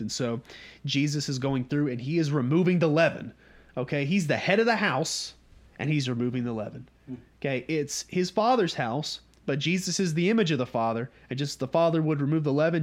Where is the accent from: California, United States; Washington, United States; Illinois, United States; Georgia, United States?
Georgia, United States; North; we're from North Georgia